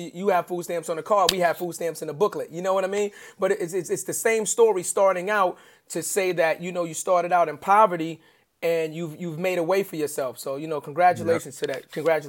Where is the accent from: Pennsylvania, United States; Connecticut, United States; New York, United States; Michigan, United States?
New York, United States; New York City; obviously I'm a little older than you. And I grew up in the Bronx. We're from the Bronx.